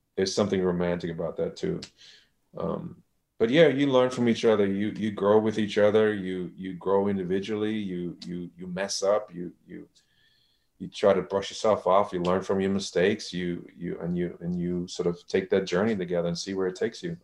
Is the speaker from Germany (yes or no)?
yes; Germany; moved away; I'm from Germany